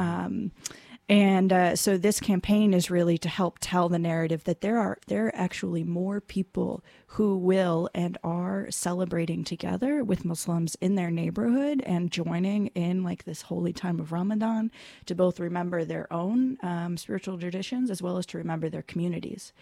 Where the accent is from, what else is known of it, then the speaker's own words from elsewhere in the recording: California, United States; I grew up in California, uh, Southern California and then Northern California